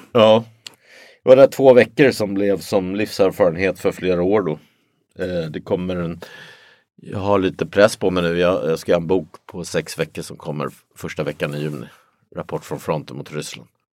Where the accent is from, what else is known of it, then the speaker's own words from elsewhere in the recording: Sweden; jag är svensk